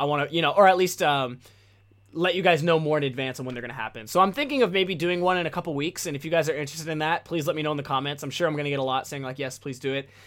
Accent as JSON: {"language": "English", "country": "United States", "first_language": "English", "said": "as an American, as a Westerner"}